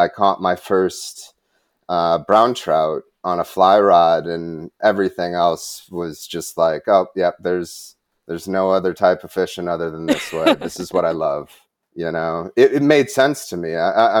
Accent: Wisconsin, United States; born or raised there

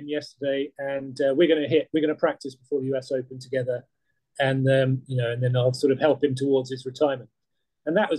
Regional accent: United Kingdom; as a British journalist, and as a freelance

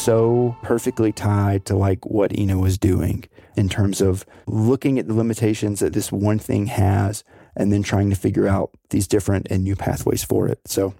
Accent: the South, United States; I don't think I would say that, simply because I'm from the South and we're very modest people.

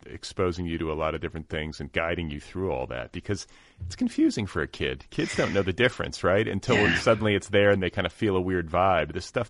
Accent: Milwaukee, Wisconsin, United States; moved away; I came of age, or I grew up in Milwaukee for the first part of my youth. And I have my parents are from Louisiana, so we kind of have a similar split, you know, latitudinally, where I, you know, we were raised in the North, but we have roots in the South.

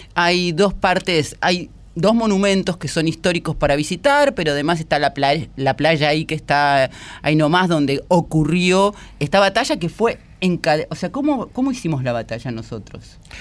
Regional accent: Argentina; somos argentinos

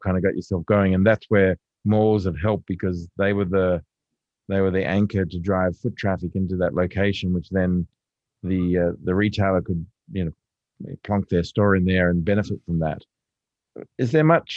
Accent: Lane Cove, New South Wales, Australia; I grew up in Lancôve

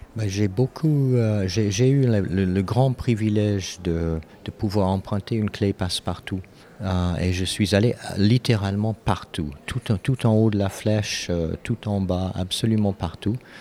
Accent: Canada; moved away as an adult; also born or lived in Europe; j'ai grandi au Canada

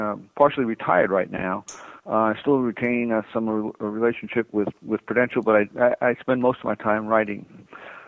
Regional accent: East Coast, United States; moved away as an adult; also born or lived in Southern California; I grew up on the East Coast

